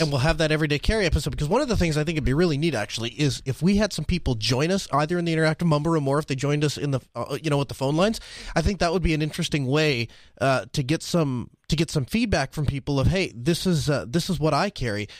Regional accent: Red Forks, United States; I was born here in Red Forks.

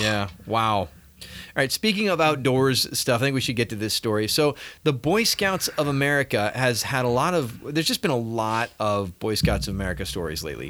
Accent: Southern California, United States; growing up in Southern California

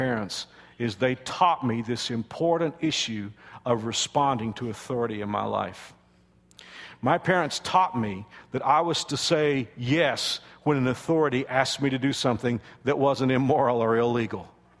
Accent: the South, United States; And I know that I'm from the South, and this isn't common today. It's not even part of our culture. But my parents taught me to say sir and ma'am.

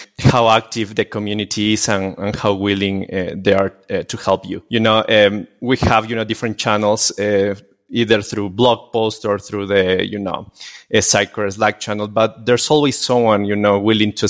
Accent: Quito, Pichincha, Ecuador; I'm from Quito, Ecuador.

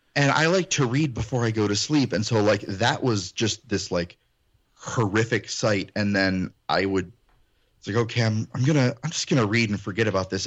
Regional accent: Illinois, United States; also born or lived in Ohio; I'm first generation Illinoisan

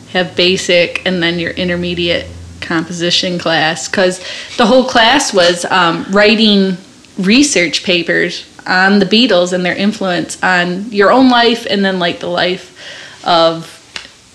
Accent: St. Clair Shores, Michigan, United States; growing up in St. Clair Shores, you still had a strong connection with downtown

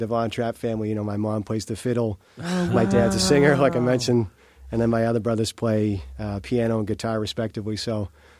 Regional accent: Massachusetts, United States; moved away as an adult; now in Florida, United States; I grew up in Massachusetts. Right. I recently moved to Florida in 2016.

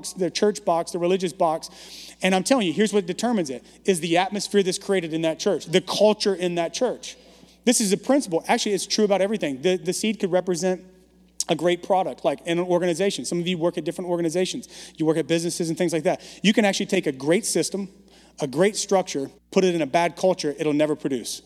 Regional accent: Baton Rouge, Louisiana, United States; also born or lived in Bogalusa, Louisiana / Dallas; now in San Francisco, United States; moved to the metropolis of Baton Rouge, area code 225

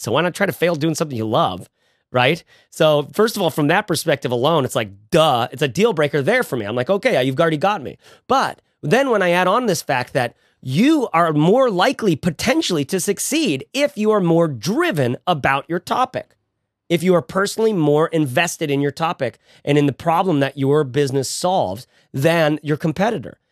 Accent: Bay Area, California, United States; we're from the Bay Area

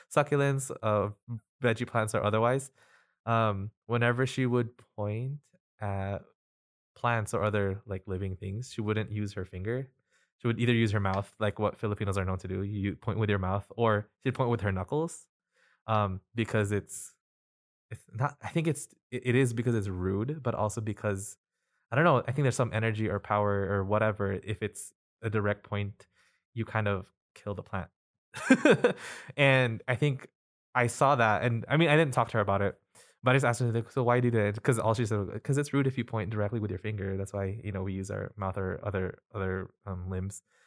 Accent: Salt Lake City, Utah, United States; also born or lived in Quezon City, Philippines; was born in Quezon City and moved to the United States in two thousand one. So I've been here for about twenty years. I grew up in Salt Lake Valley

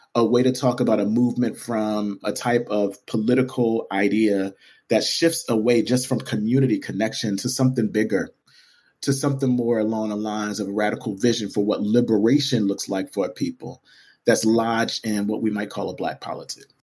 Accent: Camden, New Jersey, United States; Camden, New Jersey, which is my hometown

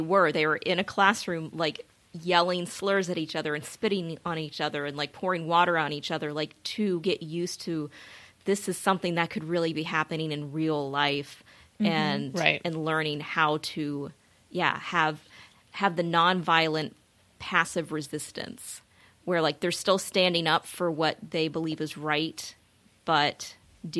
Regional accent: Greensboro, North Carolina, United States; I'm from Greensboro

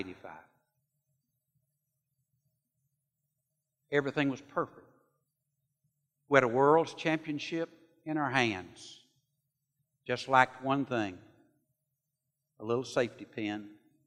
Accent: Sand Mountain, Alabama, United States; Ted Traylor and I grew up on Sand Mountain

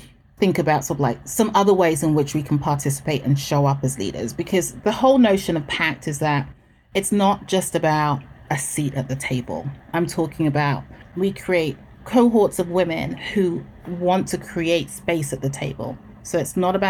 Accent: England, United Kingdom; moved away as an adult; also born or lived in Texas; now in United States; born in England, first generation Ghanaian

